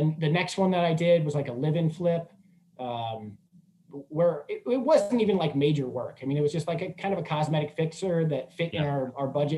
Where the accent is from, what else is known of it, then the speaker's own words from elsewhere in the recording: Midwest, United States; moved away as an adult; also born or lived in Missouri / Chicago; now in San Diego, United States; I grew up in the Midwest